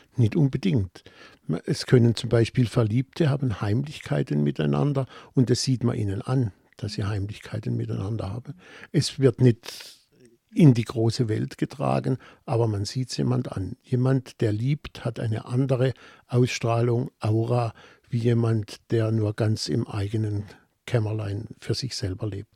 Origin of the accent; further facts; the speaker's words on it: Offenburg, Baden-Württemberg, Germany; accent: Baden; in Offenburg, meiner Heimatstadt